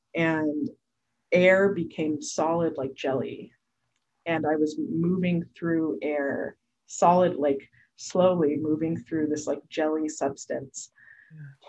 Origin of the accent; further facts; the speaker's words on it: Portland, Oregon, United States; I'm from Portland, Oregon.